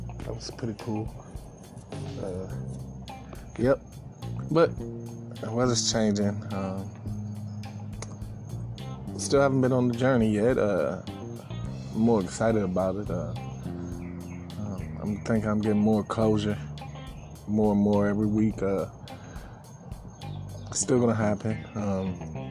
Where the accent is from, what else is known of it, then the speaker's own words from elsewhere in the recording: East Coast, Northeast, United States; also born or lived in Midwest / California; now in Florida, United States; the North East Coast, where I'm originally from. I was born in Midwest, raised in California / East Coast